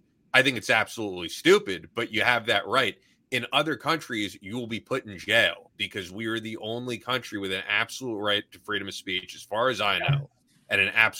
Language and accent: English; United States; just being an American